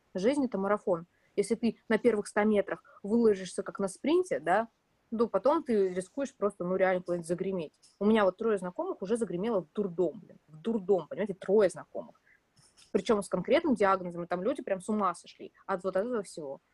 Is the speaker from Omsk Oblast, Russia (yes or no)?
yes; Omsk, Omsk Oblast, Russia; moved away; я из Омска